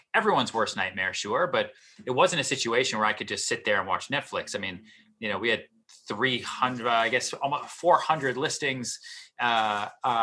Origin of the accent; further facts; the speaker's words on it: outside Boston, Massachusetts, United States; moved away as an adult; also born or lived in Texas; now in New York City, United States; I grew up outside Boston